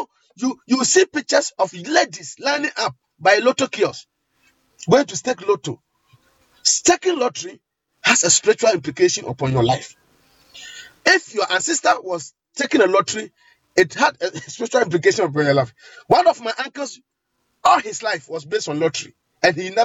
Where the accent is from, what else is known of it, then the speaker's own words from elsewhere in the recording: Ghana; in Ghana here, especially in my hometown